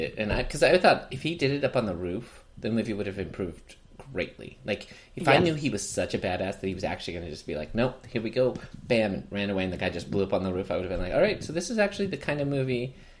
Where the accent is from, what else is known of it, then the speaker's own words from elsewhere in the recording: United Kingdom; I'm British.